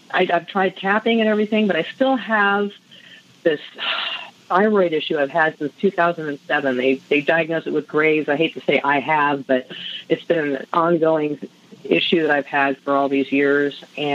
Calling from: California, United States; I am calling from the high desert of California near Joshua Tree.

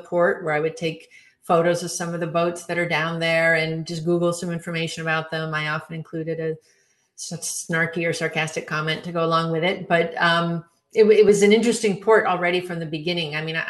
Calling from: Barcelona, Catalonia, Spain; Calling in from sunny Barcelona.

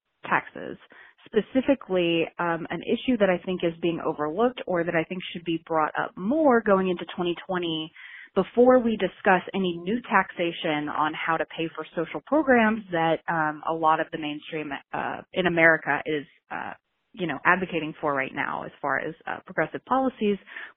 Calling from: Knoxville, Tennessee, United States; I am calling from Knoxville, Tennessee.

